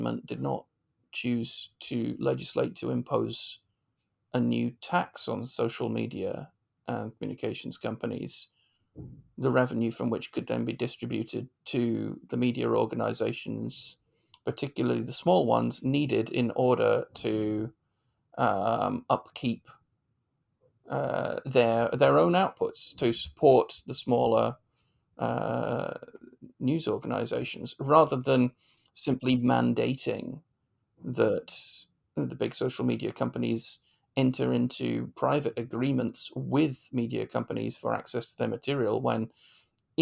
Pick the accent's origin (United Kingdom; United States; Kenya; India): United Kingdom; as a British commentator